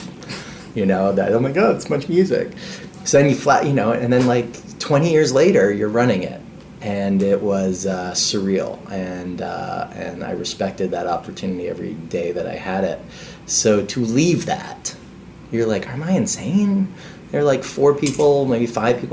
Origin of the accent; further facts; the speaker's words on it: Canada; as a Canadian kid growing up